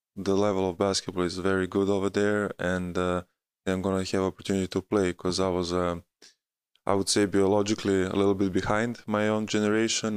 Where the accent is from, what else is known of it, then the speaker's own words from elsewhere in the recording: Belgrade, Serbia; moved away; also born or lived in United States; my hometown